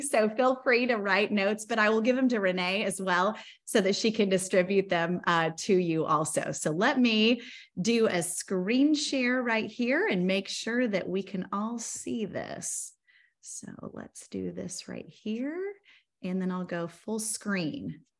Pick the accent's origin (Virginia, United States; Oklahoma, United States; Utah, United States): Oklahoma, United States; Bartlesville; We grew up in Bartlesville, Oklahoma, just on a rinky dink municipal golf course on hole 14